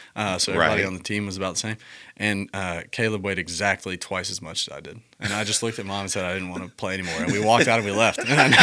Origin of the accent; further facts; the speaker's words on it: the South, United States; The joke is I'm from the South and I love football, but the only sport I didn't ever play was football.